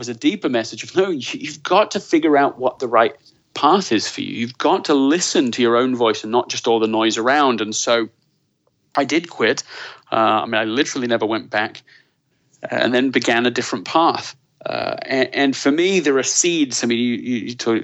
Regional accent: Leeds, Yorkshire and the Humber, United Kingdom; moved away as an adult; also born or lived in London / Colorado; I was born in London, grew up in Leeds

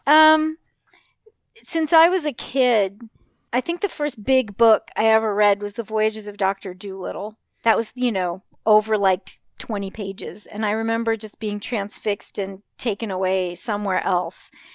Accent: Los Angeles, California, United States; also born or lived in Burbank, California; I grew up in Hollywood and Westwood

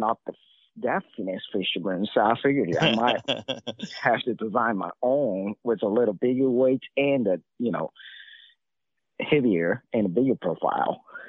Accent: Lake Biwa, Shiga, Japan; English is a second language; we're from different part of the country. So he's grown up in the little canal in Elizabeth, and I grew up in Lake Biwa.

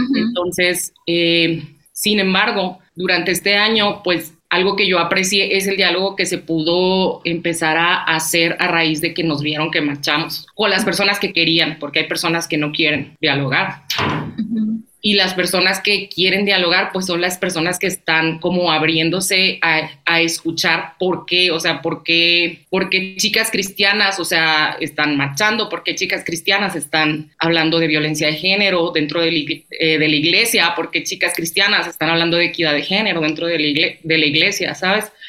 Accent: Chihuahua, Mexico; also born or lived in Nicaragua; soy de Chihuahua, México

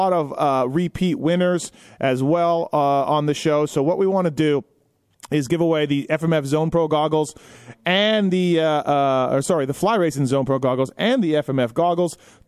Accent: Canada; I'm Canadian.

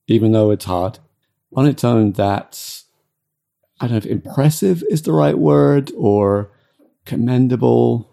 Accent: United Kingdom; I'm British

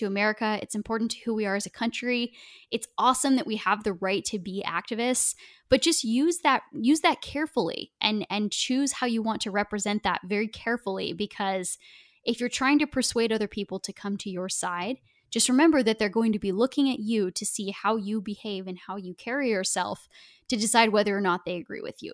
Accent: Portland, Oregon, United States; I grew up in Portland

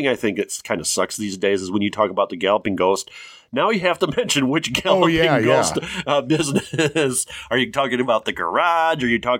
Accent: Morris, Illinois, United States; I'm from Morris, Illinois.

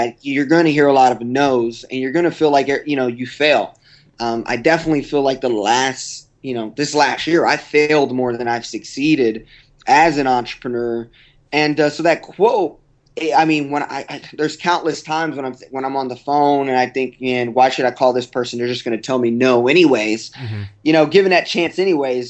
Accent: Texas, United States; also born or lived in Oklahoma; I'm from Texas, but I went to school at the University of Oklahoma

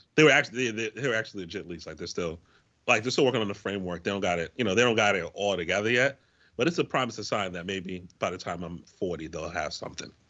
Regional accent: Waterbury, Connecticut, United States; also born or lived in Hampton, Virginia; my first job in high school, I worked at um, I worked for I worked for the Now in Waterbury

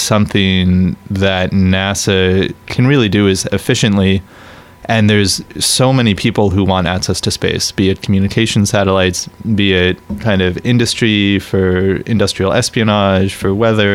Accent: Canada; I'm Canadian

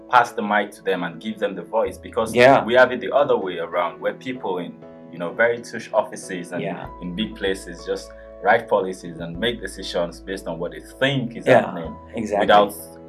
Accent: Nigeria; I come from Nigeria

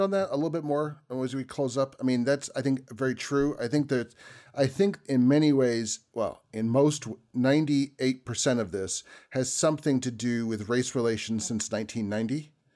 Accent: New Jersey, United States; when I was growing up in New Jersey

